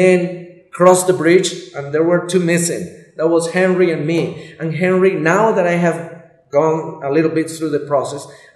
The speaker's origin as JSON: {"language": "English", "country": "Colombia", "said": "I'm Colombia."}